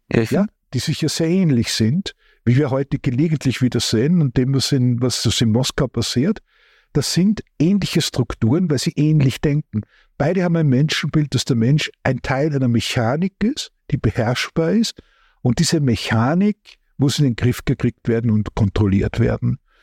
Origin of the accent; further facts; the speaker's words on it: Austria; ich bin ja Österreicher